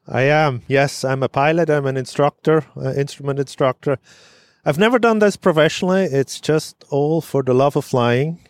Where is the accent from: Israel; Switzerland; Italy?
Switzerland; moved away as an adult; now in Syracuse, United States; I grew up in Switzerland